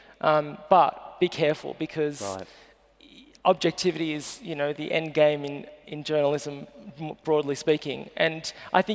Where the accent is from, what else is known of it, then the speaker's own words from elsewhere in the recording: Sydney, New South Wales, Australia; I grew up out in Western Sydney, far Western Sydney